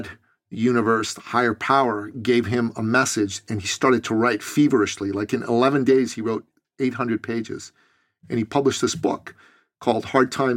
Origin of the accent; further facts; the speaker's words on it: Iran; moved away; I'm originally from Iran in the Middle East